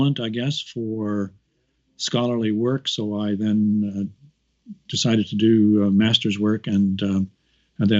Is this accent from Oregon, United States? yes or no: no; Kansas City, Missouri, United States; moved away as an adult; also born or lived in Chicago, Illinois / Vancouver, Canada / Winnipeg, Canada; now in Edinburgh, United Kingdom; I was brought up in Kansas City, Missouri.